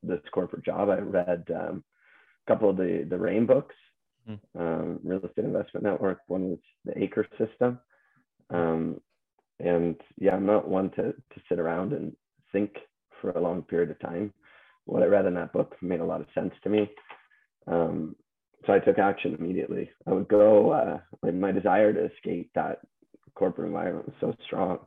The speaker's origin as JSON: {"language": "English", "town": "Halifax", "region": "Nova Scotia", "country": "Canada", "moved": "as an adult", "lives_now": "Hamilton, Canada", "said": "I'm not from Ontario originally. I'm from the East Coast. I moved from Halifax to do my master's up here."}